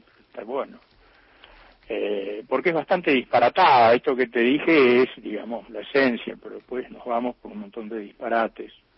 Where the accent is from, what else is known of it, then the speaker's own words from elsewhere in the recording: Alvear, Corrientes, Argentina; acá nació mi padre, aquí nací yo, exactamente en esta casa vieja desde donde les estoy hablando